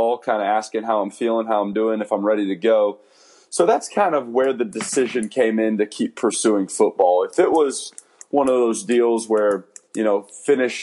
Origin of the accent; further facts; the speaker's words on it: San Antonio, Texas, United States; I'll get to play in San Antonio, which is my hometown